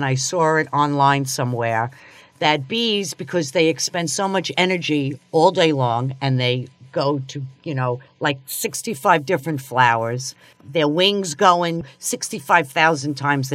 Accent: New York, United States; moved away; I'm from New York

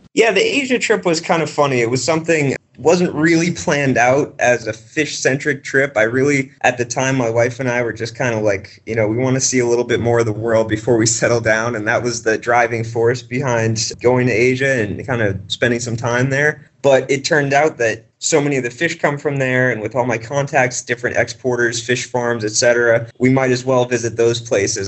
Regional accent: Boston, Massachusetts, United States; I grew up around Boston

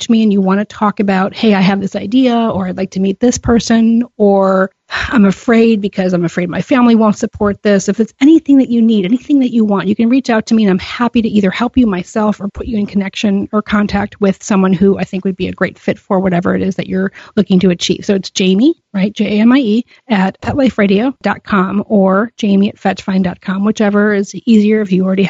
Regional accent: Chicago, Illinois, United States; I live in Chicago. I'm a Chicagoan for life

